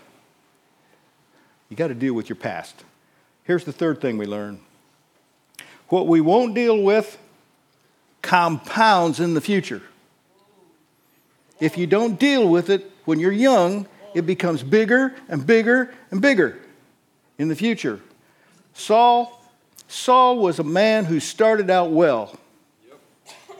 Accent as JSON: {"language": "English", "region": "Northeast Indiana", "country": "United States", "tie": "born or raised there", "said": "I was raised in Northeast Indiana."}